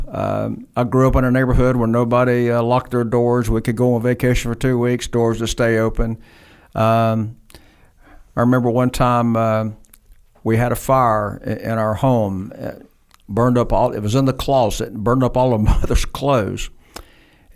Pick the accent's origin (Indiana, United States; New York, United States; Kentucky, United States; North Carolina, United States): North Carolina, United States; Hickory; also born or lived in Pensacola, Florida; I grew up in a little town called Hickory, North Carolina. I was born in Pensacola.